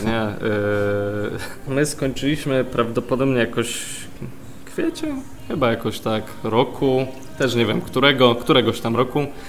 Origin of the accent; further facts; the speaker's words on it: Poznań, Greater Poland, Poland; moved away as an adult; also born or lived in London; jestem z Poznania, wyjechałem na studia yy, do Londynu właśnie